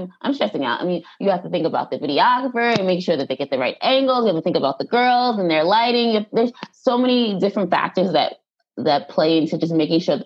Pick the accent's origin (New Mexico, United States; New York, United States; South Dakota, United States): New York, United States; Long Island; I am from Long Island. I love everything about Long Island. So I'm a Long Island girl